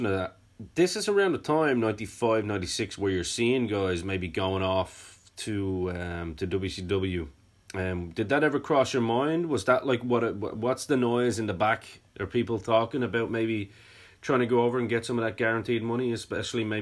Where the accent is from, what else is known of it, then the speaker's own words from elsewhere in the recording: Ireland; being Irish as well